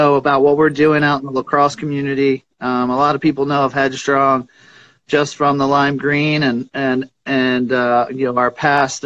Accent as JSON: {"language": "English", "town": "Springfield", "region": "Pennsylvania", "country": "United States", "tie": "born or raised there", "said": "I grew up in Springfield, Pennsylvania, Delaware County, southeastern PA"}